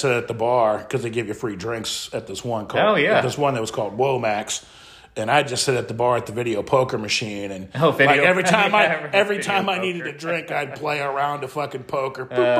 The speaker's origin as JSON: {"language": "English", "region": "Midwest", "country": "United States", "tie": "born or raised there", "moved": "yes", "lives_now": "Colorado, United States", "said": "I grew up in the Midwest."}